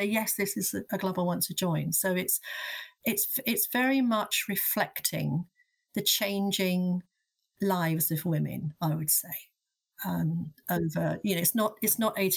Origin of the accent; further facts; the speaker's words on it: London, United Kingdom; I am a Londoner and an academic